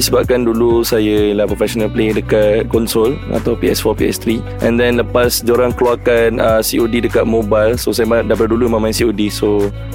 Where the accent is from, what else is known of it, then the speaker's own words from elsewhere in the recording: Johor, Malaysia; saya orang Johor Saya belajar kat Johor Dibesarkan de- dekat Johor